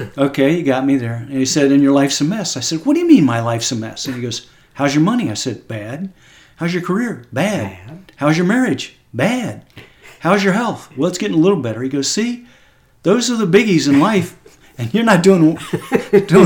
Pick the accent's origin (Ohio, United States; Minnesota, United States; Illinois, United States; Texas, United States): Texas, United States; as an American guy and as a Texan